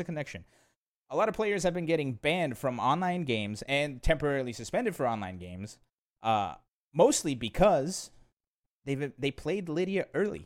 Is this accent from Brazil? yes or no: yes; Brazil; now in United States; I was born in Brazil.